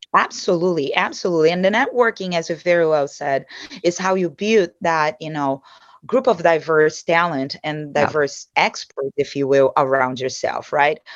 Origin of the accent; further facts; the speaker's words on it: Brazil; English is a second language; moved away as an adult; also born or lived in São Paulo, Brazil / Dallas, United States / New York, United States; now in United States; I was born and raised in Brazil